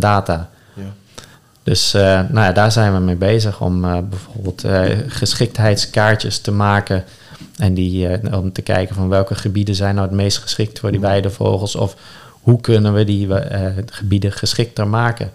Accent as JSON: {"language": "Dutch", "country": "Netherlands", "said": "onze identiteit als Nederlander"}